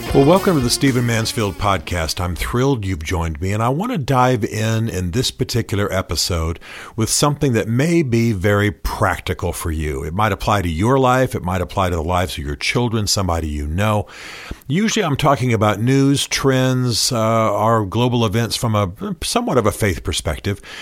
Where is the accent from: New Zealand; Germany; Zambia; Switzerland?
Germany; now in United States; I grew up in Germany